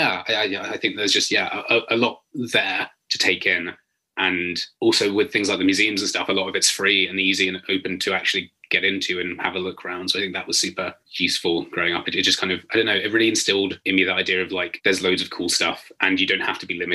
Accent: London, United Kingdom; moved away as an adult; now in Nottingham, United Kingdom; we moved there when I was about 2, but basically for as long as I can remember, I lived in Walthamstow in northeast London

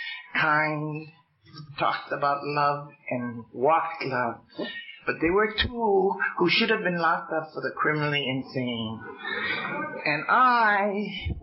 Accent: Hawaii, United States; I'm Hawaiian

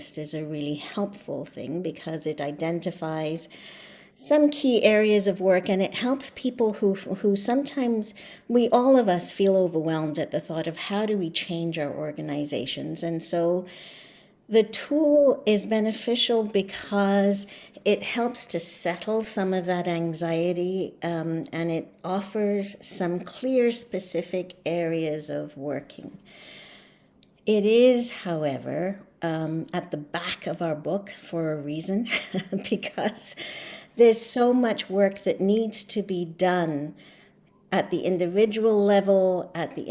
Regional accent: Canada; first language English

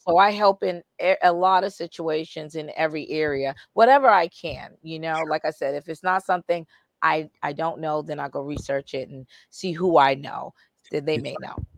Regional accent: Boston, Massachusetts, United States; moved away as an adult; also born or lived in Indiana; I'm from Boston

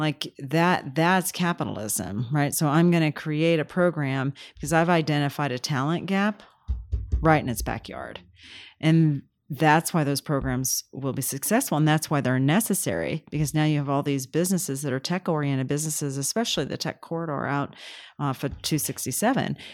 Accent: Kansas, United States; moved away; And then I grew up in Kansas

